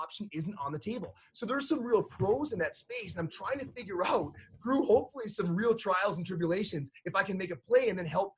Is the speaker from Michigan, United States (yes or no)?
yes; Upper Peninsula, Michigan, United States; now in Colorado, United States; I'm from Upper Peninsula, Michigan, but even here, we had to close all the Colorado in Motion clinics